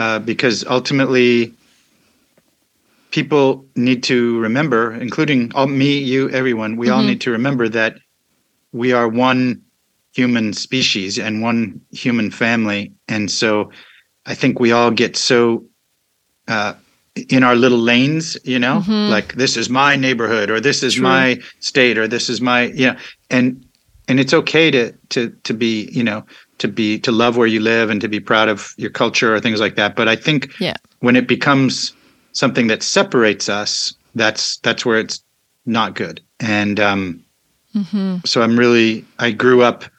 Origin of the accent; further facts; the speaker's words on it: Virginia, United States; moved away as an adult; also born or lived in California / Paris, France / Boston / Los Angeles; now in Pensacola, United States; moved to Virginia near Washington, D.C., and grew up in Virginia, then moved to Paris for a couple of years, then back to Virginia